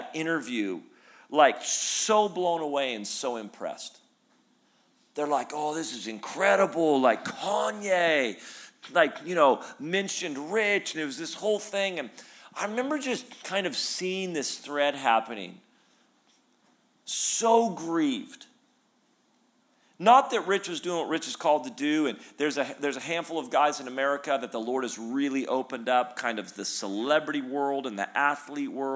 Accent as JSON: {"language": "English", "town": "Redding", "region": "California", "country": "United States", "tie": "born or raised there", "also_born_or_lived": "Sacramento, United States", "said": "I grew up in Redding"}